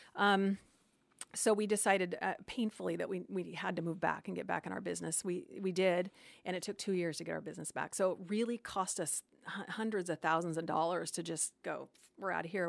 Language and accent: English; Phoenix, Arizona, United States; moved away; I was from Phoenix and just wanted to go back